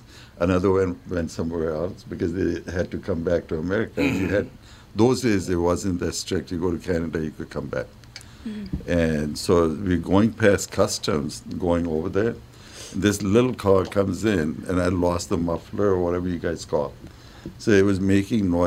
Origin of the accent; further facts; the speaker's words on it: New Delhi, Delhi, India; moved away as an adult; now in Minnesota, United States; I'm from New Delhi